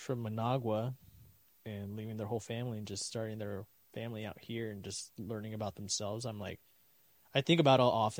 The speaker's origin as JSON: {"language": "English", "town": "Roseville", "region": "California", "country": "United States", "tie": "born or raised there", "said": "I was born and raised in Roseville, December 8th, 95."}